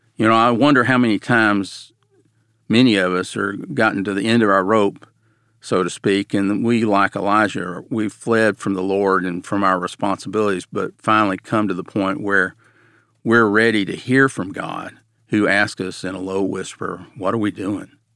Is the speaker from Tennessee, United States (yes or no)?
yes; Nashville, Tennessee, United States; I grew up in Nashville